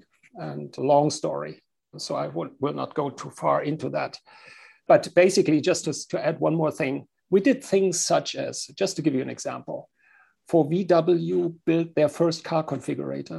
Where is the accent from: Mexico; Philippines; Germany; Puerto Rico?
Germany; accent: German; English is a second language; I'm from Germany, as you can hear with my accent.